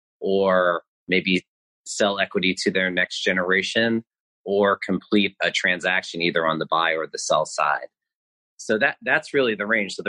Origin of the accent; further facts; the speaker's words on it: Long Island, New York, United States; I delivered papers in Long Island where I grew up in New York